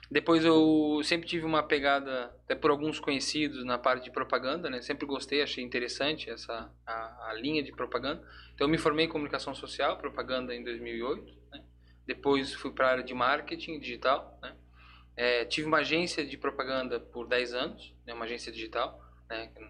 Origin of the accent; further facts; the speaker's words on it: Blumenau, Santa Catarina, Brazil; Eu é, eu sou aqui de Blumenau mesmo, né? Sou, sou de Blumenau.